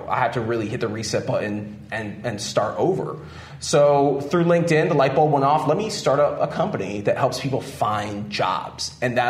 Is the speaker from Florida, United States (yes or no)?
yes; South Florida, United States; I was born in South Florida.